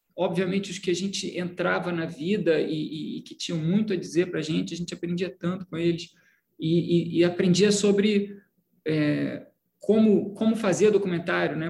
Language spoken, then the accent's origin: Portuguese; Petrópolis, Rio de Janeiro, Brazil; also born or lived in Belo Horizonte; eu sou de Petrópolis, né? interior do Rio, Petrópolis, que eu, que eu nasci, fui criado. Também morei em Belo Horizonte, é, de, de um a oito anos eu morei em Belo Horizonte